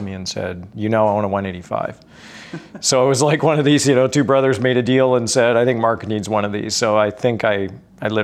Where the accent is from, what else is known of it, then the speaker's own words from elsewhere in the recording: Langley, British Columbia, Canada; I grew up in Langley. So I grew up really close to the Langley Airport